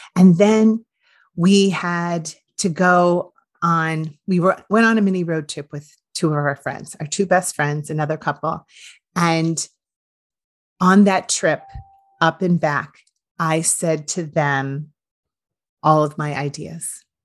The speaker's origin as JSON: {"language": "English", "region": "Iowa", "country": "United States", "tie": "born or raised there", "moved": "as an adult", "said": "I moved from nowhere, Iowa, and that is no offense to anyone who still lives in my town"}